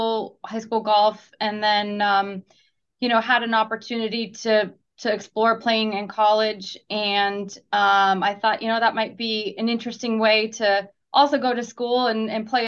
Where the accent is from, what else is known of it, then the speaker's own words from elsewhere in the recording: Pacific Northwest, just south of Seattle, Washington, United States; moved away as an adult; also born or lived in Arizona / Southern California / New Jersey; I'm originally from the Pacific Northwest